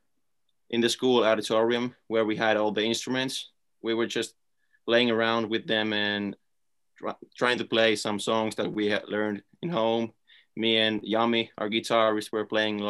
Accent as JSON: {"language": "English", "country": "Finland", "said": "just from Finland"}